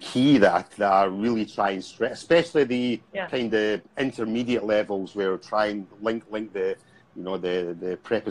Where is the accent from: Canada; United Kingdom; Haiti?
United Kingdom; Scotland; accent: Scottish; moved away; You know, well, I haven't lived in Scotland for about 15 years, so my accent, I feel, is kind of softening, but probably not to everyone else.